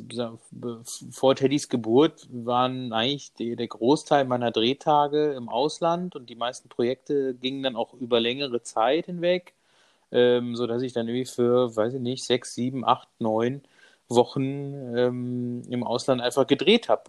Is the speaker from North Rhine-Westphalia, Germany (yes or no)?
no; Munich, Bavaria, Germany; ich bin ähm, aus München, bin verheiratet